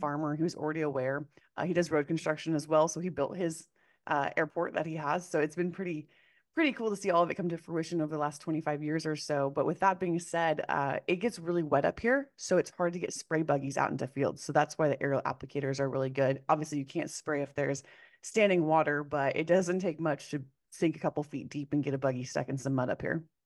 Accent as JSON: {"language": "English", "town": "Corvallis", "region": "Oregon", "country": "United States", "tie": "born or raised there", "said": "I grew up in Corvallis, Oregon, which is home of Oregon State University"}